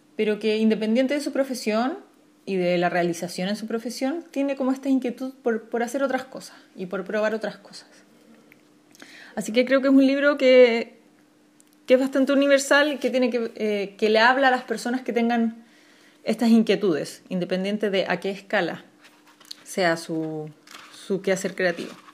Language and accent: Spanish; Chile; soy una ilustradora chilena